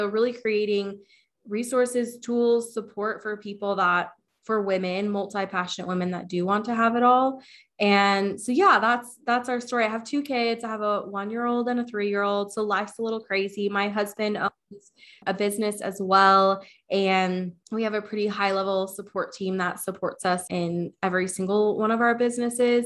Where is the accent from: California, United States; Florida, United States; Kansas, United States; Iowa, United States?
Kansas, United States; Wichita; I'm from Wichita, Kansas